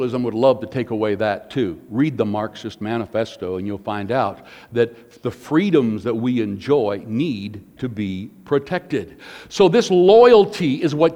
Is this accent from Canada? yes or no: yes; Porcupine Plains, Saskatchewan, Canada; Us Canadians, I'm Canadian, born in Canada, Porcupine Plains, Saskatchewan, so I'm as Canadian as anybody.